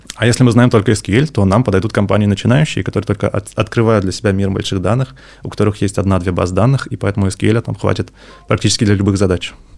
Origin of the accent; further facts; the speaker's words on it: Yaroslavl, Yaroslavl Oblast, Russia; moved away as an adult; also born or lived in Moscow; now in Saint Petersburg, Russia; Сам я из Ярославля, потом учился, работал в Москве, и вот недавно перебрался в Питер